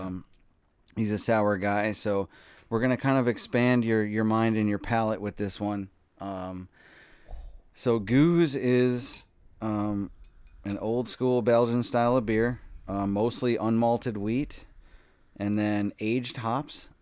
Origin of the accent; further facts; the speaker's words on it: Eagan, Minnesota, United States; I'm from Eagan, uh, and I was very excited for the opportunity to get a job at a brewery in my hometown